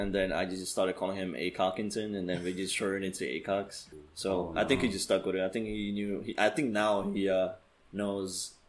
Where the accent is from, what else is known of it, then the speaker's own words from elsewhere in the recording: Dominican Republic; See, that's a Dominican thing. Like, we like to touch people when we're talking.